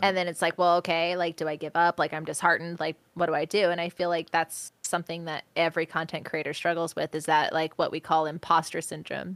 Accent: Washington, United States; in my hometown where I'm currently

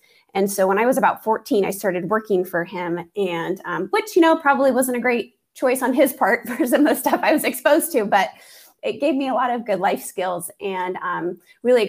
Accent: Maple Valley, Washington, United States; I was born and raised just south of Seattle in a very small town. Well, it's not so small now, but it's Maple Valley, Washington

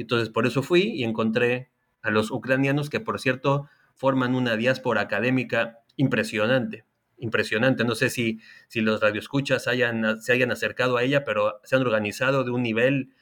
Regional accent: Mexico; now in Chile; principalmente en México, país de donde yo soy, y también en Chile, país en el que vivo

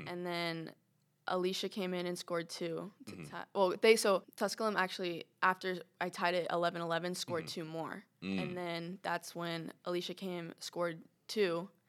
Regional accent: Orlando, Florida, United States; Like Orlando.

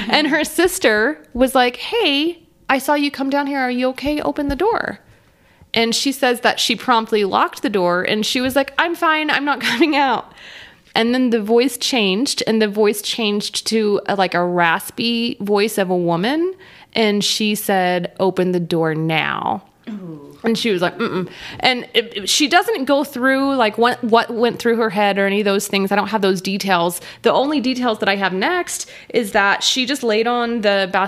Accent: Texas, United States; We're all from Texas

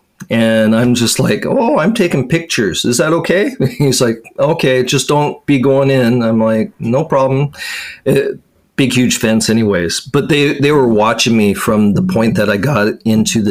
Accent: Washington, United States; moved away as an adult; now in Japan; that's back in my home state

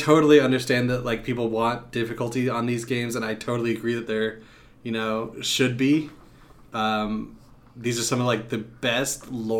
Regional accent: Arkansas, United States; I'm from Arkansas.

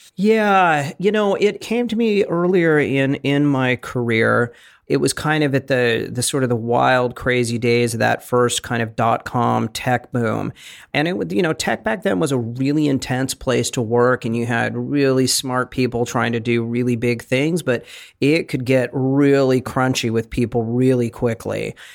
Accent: Bay Area, California, United States; moved away as an adult; I was from the Bay Area

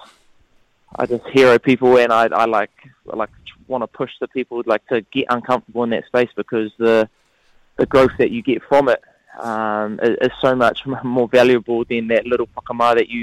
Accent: Porirua, Wellington, New Zealand; we are from Porirua

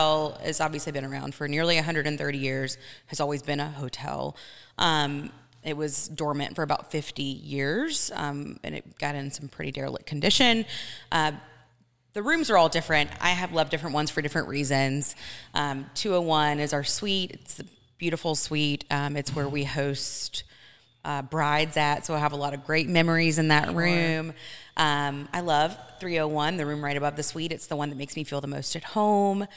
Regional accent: Athens, Georgia, United States; moved away as an adult; also born or lived in Atlanta, Georgia; now in Washington, United States; I'm from Athens, Georgia, but we lived in Atlanta.

